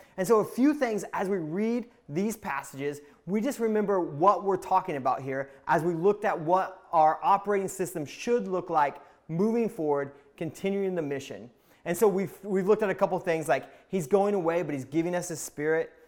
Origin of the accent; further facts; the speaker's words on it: Indiana, United States; I'm from Indiana